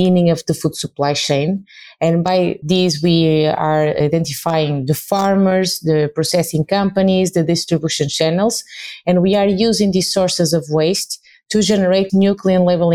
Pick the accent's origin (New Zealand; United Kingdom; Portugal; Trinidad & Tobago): Portugal; I'm from Portugal